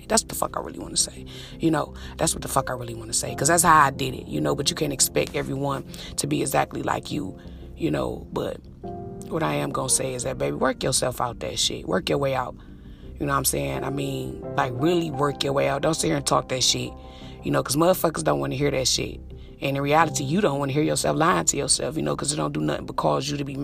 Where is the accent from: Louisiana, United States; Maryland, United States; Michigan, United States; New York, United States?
Michigan, United States; Detroit; I'm from Detroit.